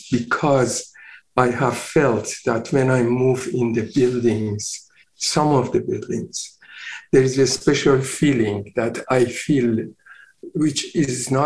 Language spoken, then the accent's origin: English; Iran; moved away as an adult; also born or lived in London; now in Vancouver, Canada; I was born in Iran, and I started my practice when I was 24 years old